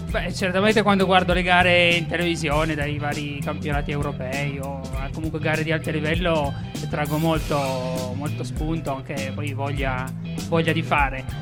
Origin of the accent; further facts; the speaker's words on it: Alba, Piedmont, Italy; io sono di Alba